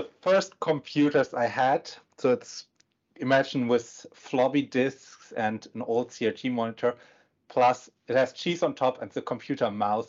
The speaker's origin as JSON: {"language": "English", "region": "Northern Germany", "country": "Germany", "also_born_or_lived": "Pacific Northwest, United States", "second_language": "English", "moved": "as an adult", "lives_now": "Bellevue, United States", "said": "I can tell you, it's the same in Germany, at least in the northern part where I'm from."}